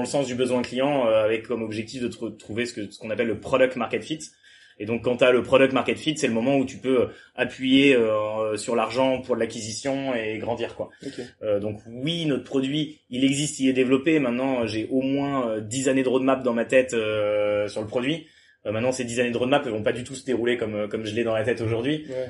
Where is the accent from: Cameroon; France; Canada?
France; Le Mans, Pays de la Loire; moved away as an adult; also born or lived in Toulouse; je viens du Mans, ensuite j'ai fait, j'ai fait prépa au Mans